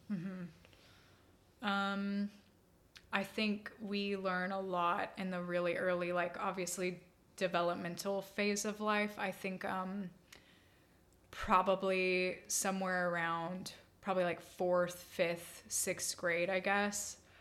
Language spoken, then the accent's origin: English; Austin, Texas, United States; also born or lived in Dripping Springs, Texas / Colorado; we moved from Austin ISD to Dripping Springs ISD